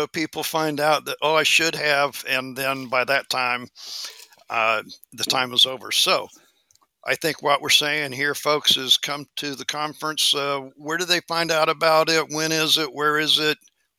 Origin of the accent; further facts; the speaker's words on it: Missouri, United States; moved away; I am from Missouri, spent 35 years there. So I'm going to go back to my home state